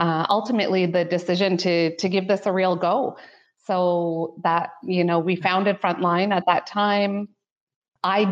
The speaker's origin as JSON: {"language": "English", "town": "Ottawa", "region": "Ontario", "country": "Canada", "tie": "born or raised there", "moved": "as an adult", "lives_now": "London, Canada", "said": "I was born and raised in Canada's lovely capital city of Ottawa"}